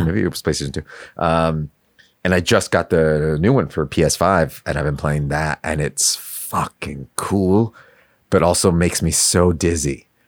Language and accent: English; New York City, New York, United States; I grew up in Queens. Um, I lived okay. in, in yeah in Astoria, pretty much uh, until I was like 14.